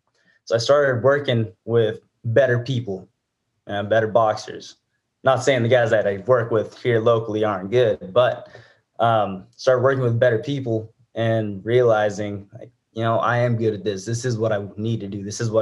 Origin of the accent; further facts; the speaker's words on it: Reno, Nevada, United States; I'm born and raised here in Reno.